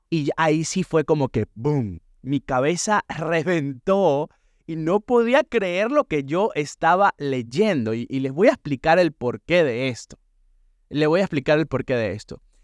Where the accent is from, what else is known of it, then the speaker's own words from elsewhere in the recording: San Cristóbal, Táchira, Venezuela; moved away as an adult; also born or lived in Bridgeport, Connecticut / New Haven, Connecticut; now in Stratford, United States; la ciudad de donde yo vengo, San Cristóbal, allá en el estado Táchira, Venezuela